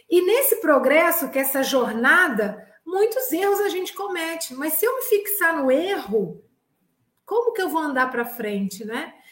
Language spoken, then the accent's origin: Portuguese; Minas Gerais, Brazil; eu também sou mineira. Mineiros é bom demais da conta.